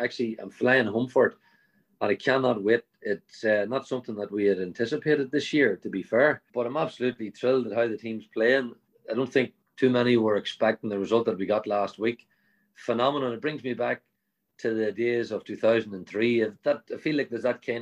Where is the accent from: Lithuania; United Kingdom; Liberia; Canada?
United Kingdom; Ardboe, Northern Ireland; I'm from Arbogue, in a place called Arbogue